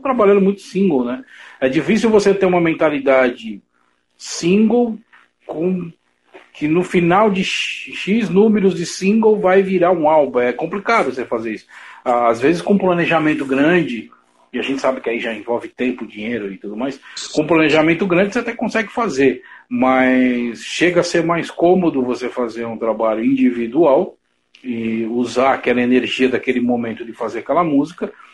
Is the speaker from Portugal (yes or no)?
no; São Paulo, Brazil; Eu sou, da sou da Zona Leste